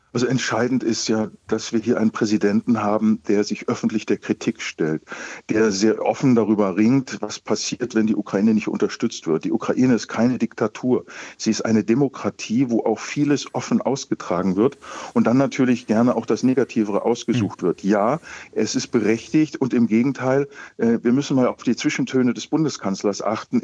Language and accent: German; Germany; als Deutsche